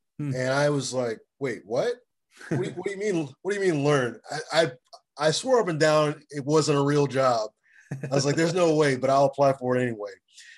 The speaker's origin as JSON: {"language": "English", "town": "Springfield", "region": "Virginia", "country": "United States", "tie": "born or raised there", "also_born_or_lived": "Nigeria / Memphis, Tennessee", "said": "So I was born in Nigeria, and I grew up in Springfield, Virginia, in Memphis, Tennessee."}